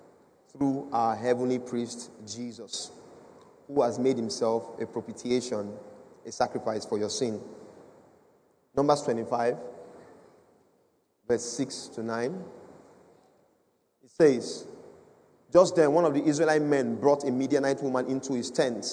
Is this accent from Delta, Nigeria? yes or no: no; Edo, Nigeria; I come from Edo State.